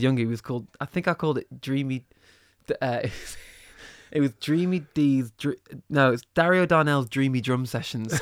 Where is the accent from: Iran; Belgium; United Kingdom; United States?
United Kingdom; Manchester, North West England; moved away as an adult; also born or lived in Liverpool; I grew up in Manchester